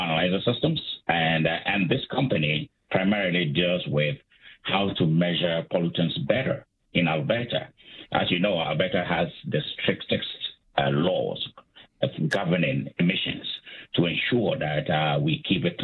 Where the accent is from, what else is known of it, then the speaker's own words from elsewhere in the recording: Ghana; moved away as an adult; also born or lived in United States / Calgary, Canada; I'm from Africa. I'm from Ghana. I did my undergraduate studies in Ghana